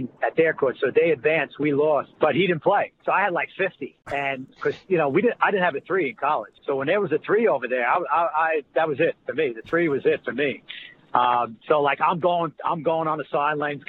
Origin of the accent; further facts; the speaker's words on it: North Bergen, New Jersey, United States; we grew up in Ussa County. He was Union City. I was North Bergen.